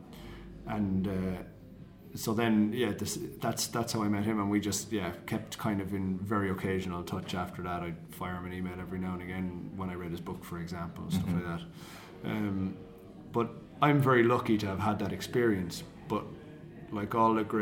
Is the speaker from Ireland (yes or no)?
yes; Cork, Munster, Ireland; accent: Cork; moved away as an adult; Cork, where I'm from.